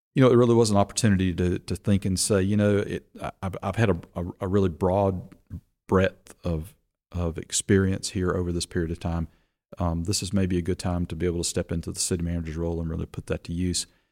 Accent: Rock Hill, South Carolina, United States; I grew up in Rock Hill. My family moved here in nineteen seventy-three

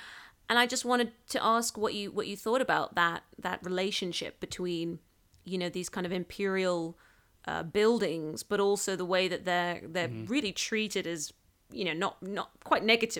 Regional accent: Hong Kong; now in London, United Kingdom; I'm from Hong Kong

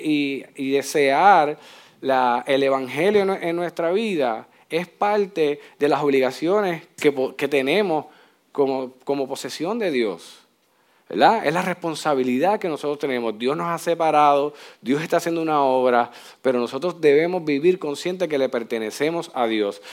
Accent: Puerto Rico

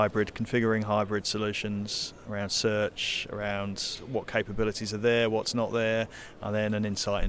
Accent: United Kingdom

